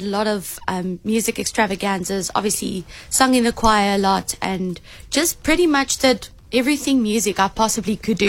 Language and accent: English; Johannesburg, Gauteng, South Africa; also born or lived in Somerset West, South Africa; now in Western Cape, South Africa; went to school in Johannesburg. So was there majority of my school lifetime.